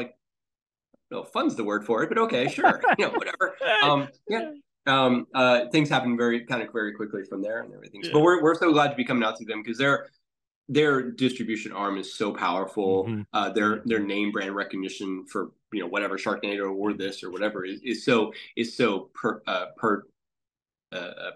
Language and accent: English; Pittsburgh, Pennsylvania, United States; moved away; I'm from Pittsburgh originally